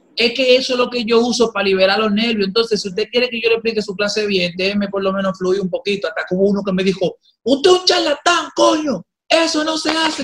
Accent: Dominican Republic; yo soy dominicano

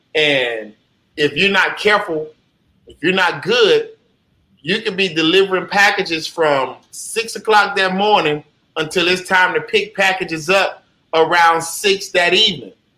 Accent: Jacksonville, Florida, United States; where I'm from in Jacksonville, you know, Duval County, you know, uh, born and raised on Moncrief, Moncrief in Jacksonville, Florida

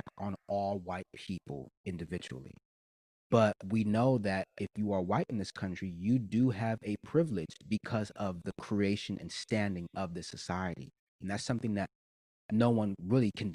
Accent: New York City, New York, United States; I grew up in New York, right? But I had to go to the school that was zoned in my zip code. Even though I lived in the city

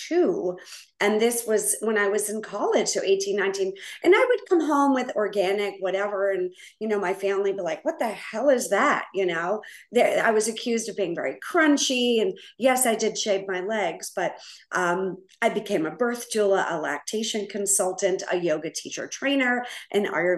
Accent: Needham, Massachusetts, United States; I grew up in Needham, Massachusetts

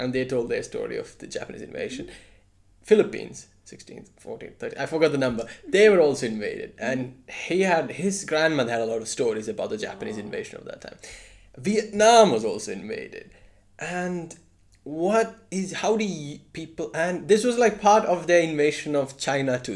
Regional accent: India; I'm Indian

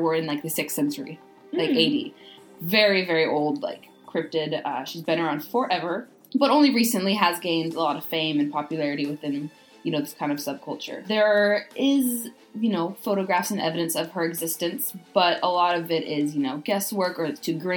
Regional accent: United States; accent: American; the American accent. My accent.

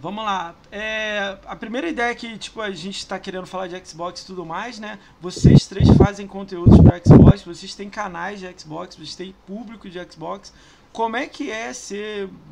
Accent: Rio de Janeiro, Brazil; also born or lived in São Paulo; now in Niterói, Brazil; Eu morei 10 anos lá, tenho vontade de voltar. Mas eu sou do Rio

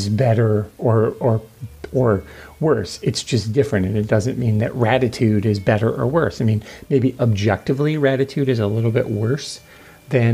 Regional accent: Michigan, United States; I'm from Michigan

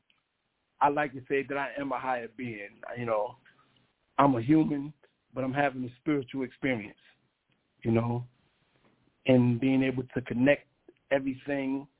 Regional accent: Hackensack, New Jersey, United States; I was born and raised in New Jersey. Actually, Hackensack, New Jersey

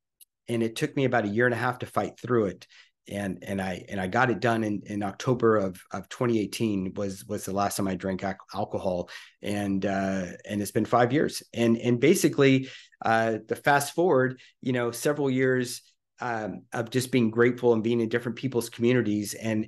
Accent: Louisiana, United States; So basically, I'm 55 today, as of this recording, and I grew up in Louisiana.

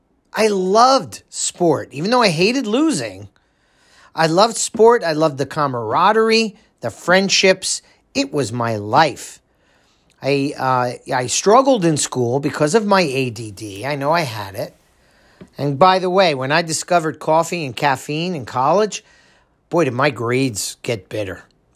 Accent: New Jersey, United States; for the 15 years that I grew up in Monmouth County

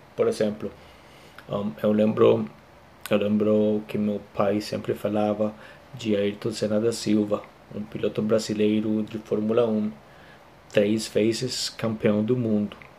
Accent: Costa Rica; Portuguese is a second language; eu sou da Costa Rica

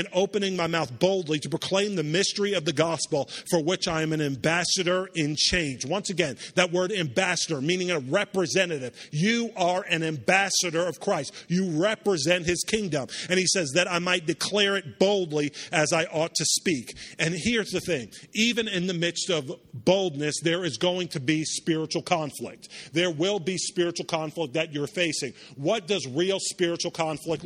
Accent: Charleston, South Carolina, United States; also born or lived in New York; After I moved down from New York, we grew up in a city called Charleston, South Carolina

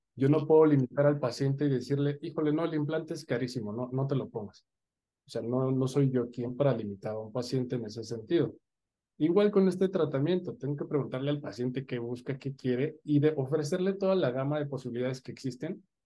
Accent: Mexico City, Mexico; moved away as an adult; now in Querétaro, Mexico; soy de la Ciudad de México y estudié mi licenciatura en Ciudad Universitaria, en la UNAM

